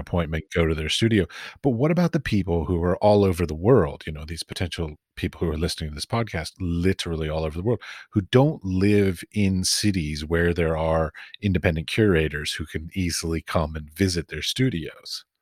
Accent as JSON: {"language": "English", "country": "United States", "moved": "yes", "said": "I come from America"}